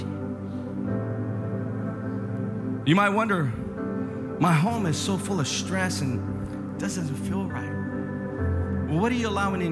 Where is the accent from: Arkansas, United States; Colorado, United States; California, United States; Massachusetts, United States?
California, United States; Northern; I come from Northern California